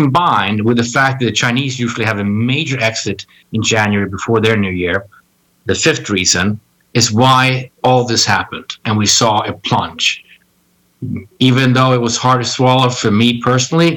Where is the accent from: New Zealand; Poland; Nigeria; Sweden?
Sweden; Stockholm, Stockholm County; also born or lived in Washington, D.C.; now in New York, United States; I originally was born and raised in Stockholm, Sweden